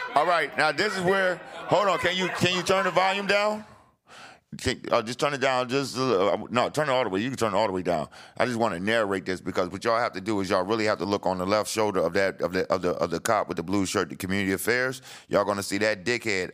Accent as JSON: {"language": "English", "region": "New Jersey", "country": "United States", "moved": "as an adult", "said": "I'm coming from Jersey"}